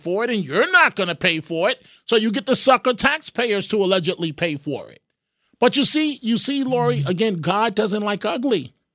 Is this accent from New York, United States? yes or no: yes; New York City, New York, United States; I was born in Mount Sinai Hospital. Right there at, 98th and Madison, whatever it is, on the east side